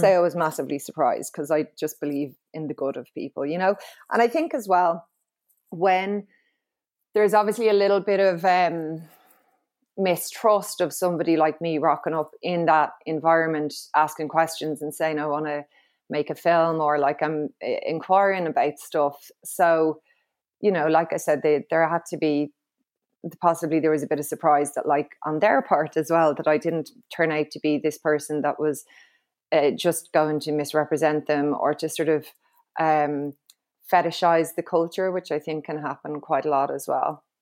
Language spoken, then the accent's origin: English; Dublin, Leinster, Ireland; I'm from Clontarf, um, and was raised in a very sort of, uh, low-key, leafy suburb